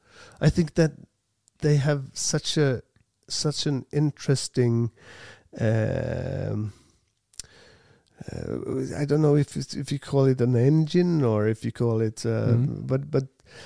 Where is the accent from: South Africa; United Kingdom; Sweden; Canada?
Sweden; English is a second language; also born or lived in Farsta, Stockholm; We're from Sweden